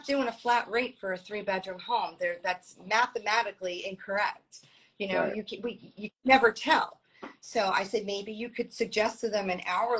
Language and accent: English; Long Island, New York, United States; moved away as an adult; also born or lived in Brooklyn, New York; now in Florida, United States; born in Brooklyn, raised in Long Island